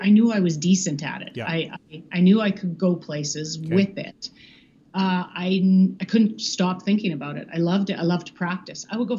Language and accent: English; Calgary, Alberta, Canada; also born or lived in Grande Prairie, Alberta; I was born there. I've been in Calgary all my life.